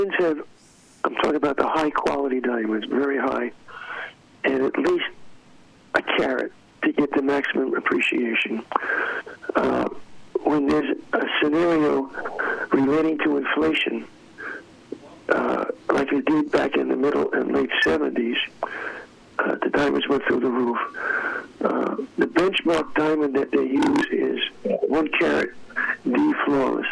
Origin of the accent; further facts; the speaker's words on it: New York City, New York, United States; I was a Democrat growing up in New York City